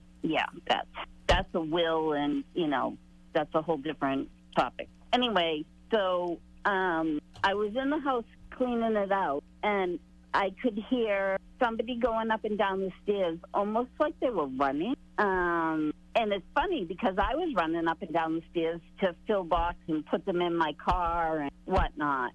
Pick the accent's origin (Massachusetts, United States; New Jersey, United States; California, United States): Massachusetts, United States; Boston; now in Plymouth, United States; the house I grew up in was in Dorchester